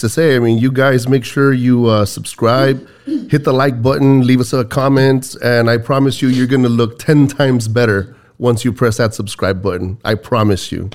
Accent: Texas, United States; we're Texans.

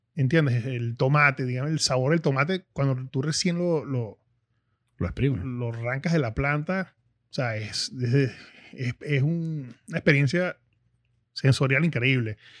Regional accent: Caracas, Capital District, Venezuela; yo nací en Caracas, una ciudad en pleno auge en los 80, y no conocía como tal el campo

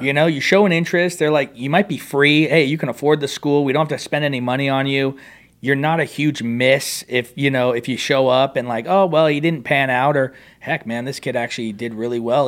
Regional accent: California, United States; we're from California

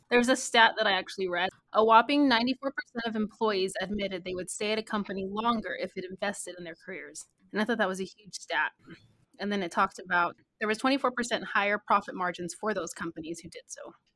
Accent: Texas, United States; now in Helena, United States; I'm from Texas

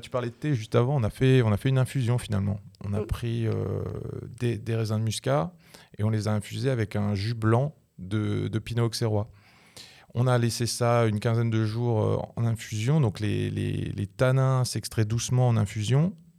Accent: Alsace, Grand Est, France; Je suis vigneron, je viens d'Alsace

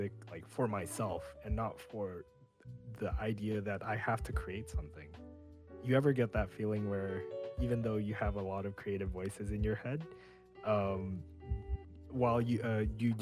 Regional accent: Indonesia; moved away; my home country of Indonesia

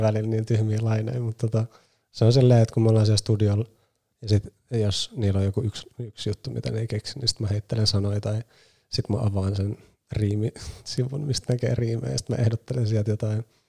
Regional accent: Nummela, Uusimaa, Finland; mä oon Nummelasta kotoisin

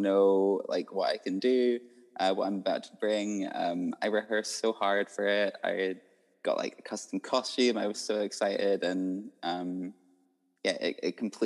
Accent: Isle of Skye, Scotland, United Kingdom; also born or lived in Edinburgh; I was born in Edinburgh and then raised like my whole life on Skye

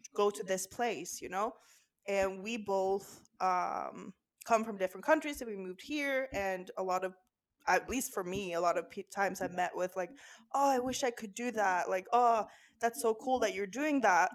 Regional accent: Norway; now in Amsterdam, Netherlands; So I'm 26 and I'm from Norway.

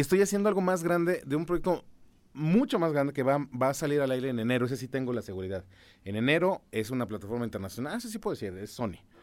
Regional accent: San Juan del Río, Querétaro, Mexico; Yo viví casi toda mi infancia en San Juan del Río

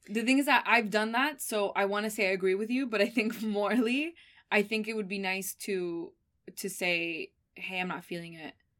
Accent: Miami, Florida, United States; also born or lived in Argentina; I'm from Argentina, but I grew up in Miami

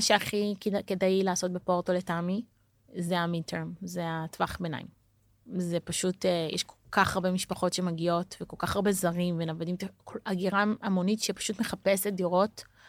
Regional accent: Jerusalem, Jerusalem District, Israel; moved away as an adult; also born or lived in Tel Aviv, Israel; now in Porto, Portugal; אני ירושלמית במקור

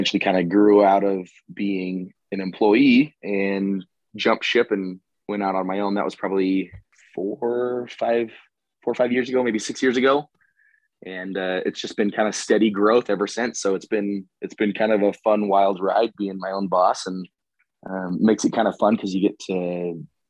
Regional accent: Utah, United States; I am born and raised in Utah

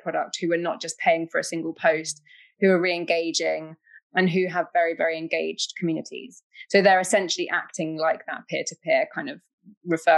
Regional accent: United Kingdom

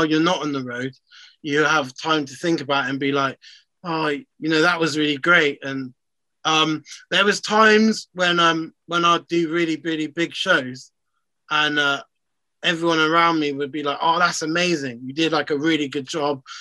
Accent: Bristol, South West England, United Kingdom; being from Bristol, being English

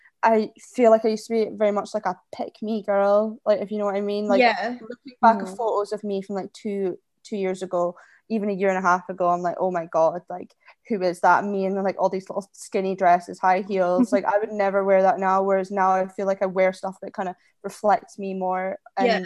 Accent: Orkney, Scotland, United Kingdom; moved away as an adult; I come in from Orkney, it's so small and judgmental

